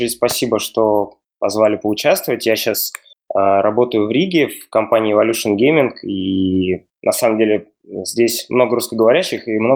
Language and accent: Russian; Russia; я учился в Бауманке в Москве, я вообще ну, из России.